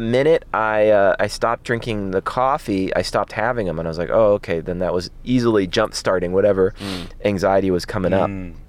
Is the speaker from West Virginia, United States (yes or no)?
no; Los Angeles, California, United States; because I grew up in Los Angeles.